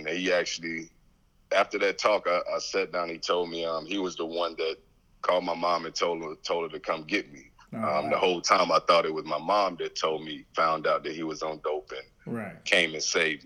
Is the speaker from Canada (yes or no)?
no; East Texas, United States; also born or lived in San Antonio, Texas; having to live with my granny. We moved to East Texas. I was born in San Antonio, Texas